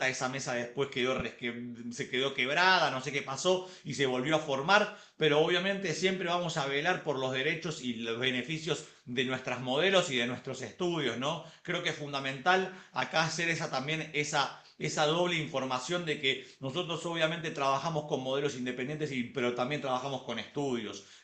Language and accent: Spanish; Colombia; porque nosotros solamente no somos solamente colombianos, sino que somos mundialmente conocidos